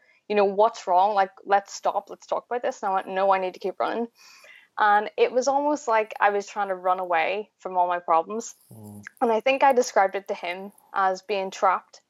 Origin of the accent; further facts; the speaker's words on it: Belfast, Northern Ireland, United Kingdom; I am from Belfast in Northern Ireland